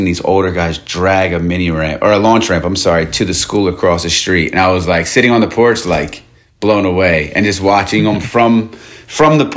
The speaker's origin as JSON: {"language": "English", "town": "Norristown", "region": "Pennsylvania", "country": "United States", "tie": "born or raised there", "moved": "as an adult", "lives_now": "Los Angeles, United States", "said": "I grew up outside of Philly in Norristown, PA"}